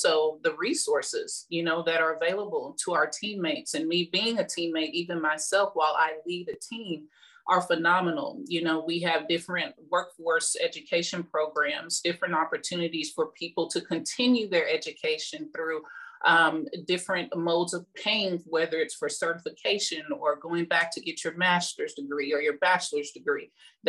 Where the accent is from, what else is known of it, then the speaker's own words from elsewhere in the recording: Midwest, United States; Well, I am really from the Midwest.